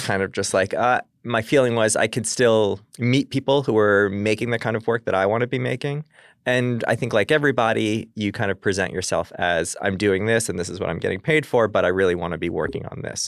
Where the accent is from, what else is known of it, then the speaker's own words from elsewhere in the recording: Long Island, New York, United States; I'm from Long Island